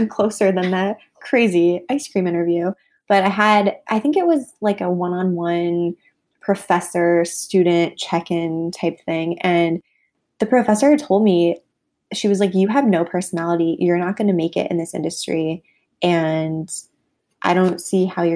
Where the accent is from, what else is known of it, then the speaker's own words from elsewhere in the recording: Midwest, United States; I was raised in the Midwest